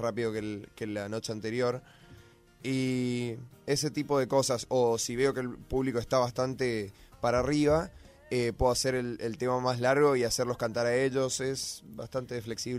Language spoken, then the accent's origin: Spanish; Corrientes, Argentina; now in Buenos Aires, Argentina; yo vengo de Corrientes